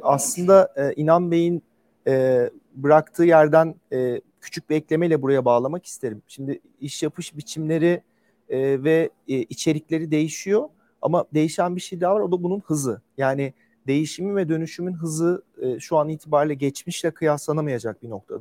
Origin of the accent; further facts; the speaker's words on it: Ankara, Turkey; ben de e, bir Ankaralıyım.